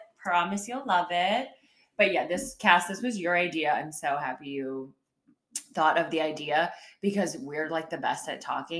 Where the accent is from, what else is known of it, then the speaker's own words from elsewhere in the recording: Chicago, Illinois, United States; moved away as an adult; now in North Carolina, United States; I'm from Chicago suburbs. I say Chicago, but I'm from the Midwest. I'm a Midwest girl. So all the way from Illinois to North Carolina.